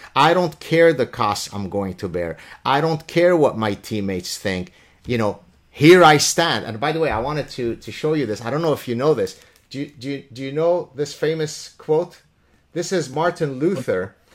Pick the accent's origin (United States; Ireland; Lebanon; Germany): Lebanon; now in Canada; I come from the Middle East. As a Jewish person in the Leban, in, in, in the Middle East and Lebanon